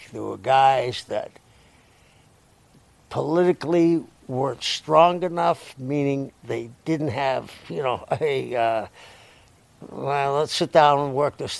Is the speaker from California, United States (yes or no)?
no; Boston, Massachusetts, United States; I grew up in South Boston.